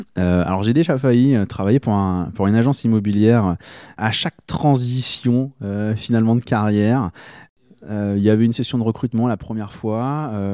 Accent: Rouen, Normandy, France; moved away as an adult; now in Berry, France; je suis originaire de Normandie et euh, j'y ai passé bah, toute, euh, toute ma tendre enfance jusqu'à la fin de mes études, c'est-à-dire jusqu'à 23 ans.

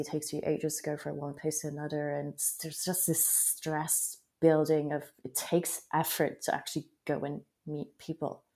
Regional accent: France; being French and not necessarily having lived in Paris all my life, but having um, lived a few years in a small town in France

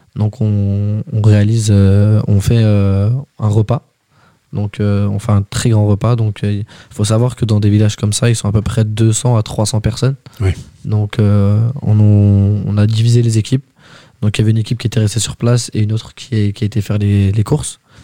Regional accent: Val-d'Oise, Île-de-France, France; je viens du 95

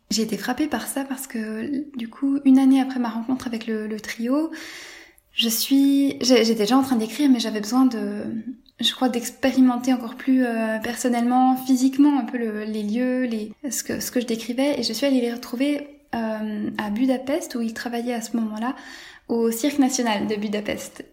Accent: Switzerland; la ville où j'ai grandi en Suisse

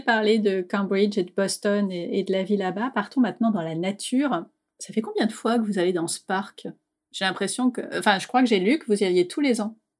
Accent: France; en tant que Française

